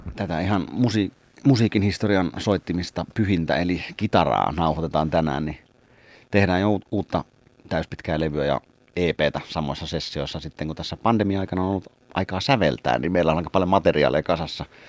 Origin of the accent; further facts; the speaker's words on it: Kotka, Kymenlaakso, Finland; Karhulastahan olen kymiläisesti lähtöisin ja sydän on kymiläinen